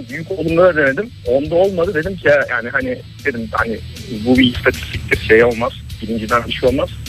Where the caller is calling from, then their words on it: Ankara, Turkey; ben Ankara'dan.